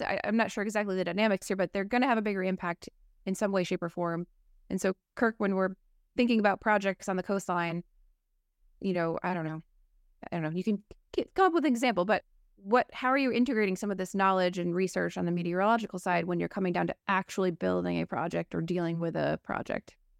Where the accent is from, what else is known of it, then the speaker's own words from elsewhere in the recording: West Michigan, United States; we're originally from West Michigan